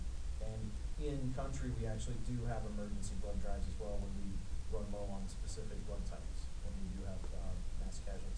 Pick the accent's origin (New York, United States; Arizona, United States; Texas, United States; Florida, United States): Arizona, United States; I'm from Arizona, that's where I grew up.